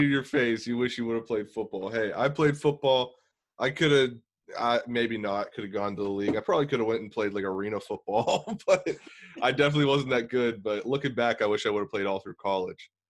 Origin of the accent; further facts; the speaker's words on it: Beaver, Pennsylvania, United States; also born or lived in Bridgewater, Pennsylvania; I'm from Beaver. I lived in Bridgewater